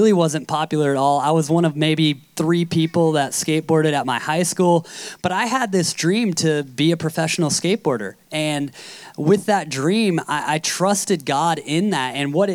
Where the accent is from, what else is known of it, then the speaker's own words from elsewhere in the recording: Carlsbad, California, United States; I'm from Carlsbad, so it's about a two-hour drive west